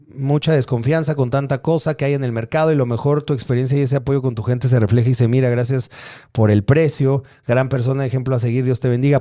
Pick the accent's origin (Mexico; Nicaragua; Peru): Mexico; Atizapán de Zaragoza, State of Mexico; Yo, yo crecí por ahí, yo crecí en Atizapán